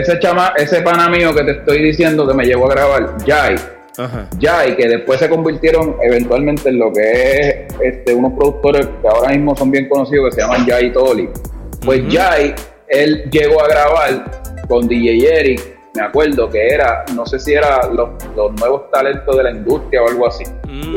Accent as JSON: {"language": "Spanish", "town": "Carolina", "country": "Puerto Rico", "tie": "born or raised there", "also_born_or_lived": "New York", "said": "yo empecé a juntarme con los chamaquitos, los muchachos de, Carolina, y llegué a ir a, Viernes de Rap siendo un niño"}